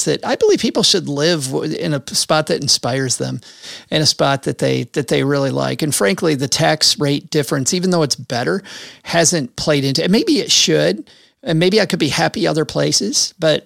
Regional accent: Michigan, United States; I'm from Michigan in the middle part of the country.

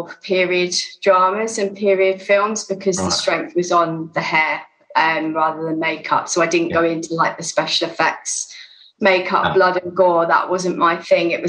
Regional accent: Sussex, South East England, United Kingdom; moved away; also born or lived in London; I grew up in Sussex

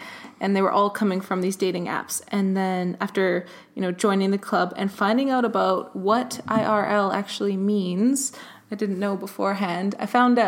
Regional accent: Canada; moved away as an adult; now in London, United Kingdom; I'm not from England. I'm actually from Canada. I just recently moved to London

